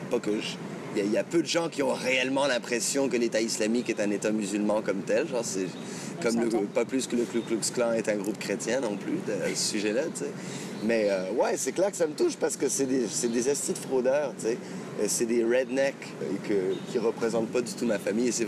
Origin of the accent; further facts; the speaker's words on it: France; je suis français et arabe, c'est comme si le. comme si ces deux euh, points de jonction euh, bah, se, retrouvent en moi